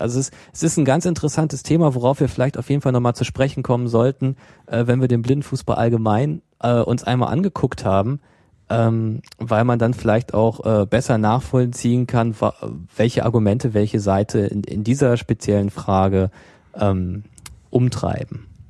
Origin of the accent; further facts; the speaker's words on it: Germany; bei uns in Deutschland